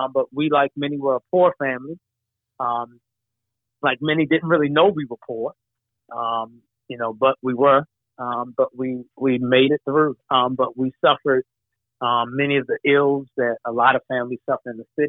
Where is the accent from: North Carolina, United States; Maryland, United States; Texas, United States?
Maryland, United States; Baltimore; I'm a Baltimore boy, West Baltimore, all day long, okay. All day long. Yes, sir. The heart of the city, West Baltimore, Sandtown, Winchester, is the community that I grew up in Baltimore.